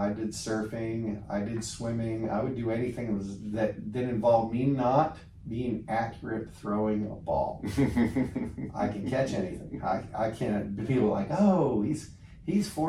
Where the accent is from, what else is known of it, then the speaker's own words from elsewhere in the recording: Olympia, Washington, United States; also born or lived in Walla Walla, Washington; I was born in Olympia, Washington